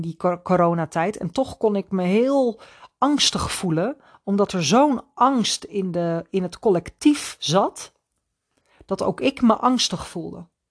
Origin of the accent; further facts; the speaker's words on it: Netherlands; als Nederlanders